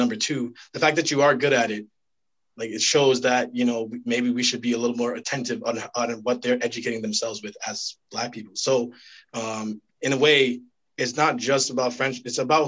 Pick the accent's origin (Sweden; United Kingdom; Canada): Canada; as a you know, young Black person growing up in Canada